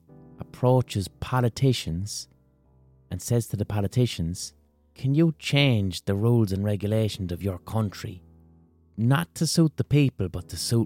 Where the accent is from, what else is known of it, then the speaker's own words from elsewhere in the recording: Limerick, Munster, Ireland; in my own city